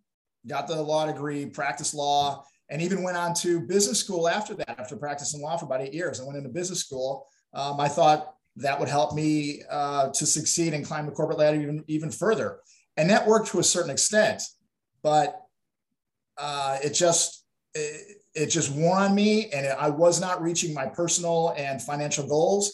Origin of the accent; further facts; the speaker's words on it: Chicago, Illinois, United States; moved away as an adult; now in Texas, United States; I am originally from Chicago, and I moved to Texas about 23 years ago